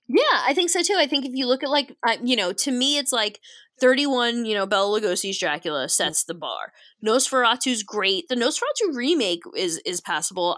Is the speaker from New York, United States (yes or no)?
yes; New York, United States; accent: New York; practically intolerable New York accent